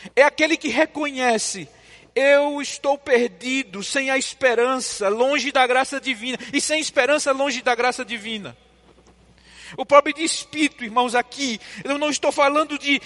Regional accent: João Pessoa and Recife, Northeast Brazil, Brazil; moved away; visitando minha terra, João Pessoa e Recife. Fui lá renovar o sotaque

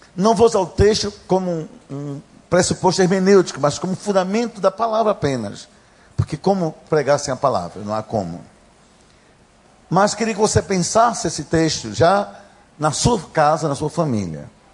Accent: Gaúcho, Rio Grande do Sul, Brazil; accent: gaúcho; Já perceberam pelo sotaque que eu sou gaúcho

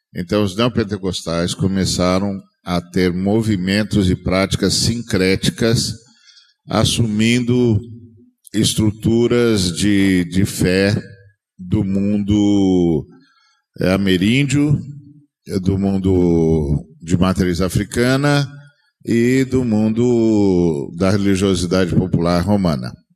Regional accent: Brazil

